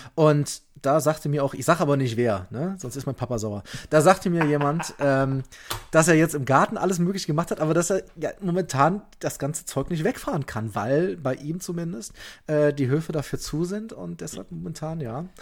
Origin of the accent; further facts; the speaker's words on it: Leverkusen, North Rhine-Westphalia, Germany; now in Bavaria, Germany; ich bin aber gebürtiger Leverkusener und damit ja fast Kölner